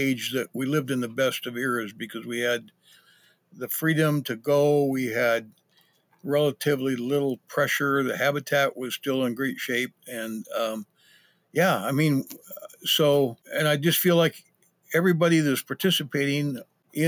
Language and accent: English; Idaho, United States; also born or lived in Patagonia, Arizona; now in Missoula, United States; I grew up in Idaho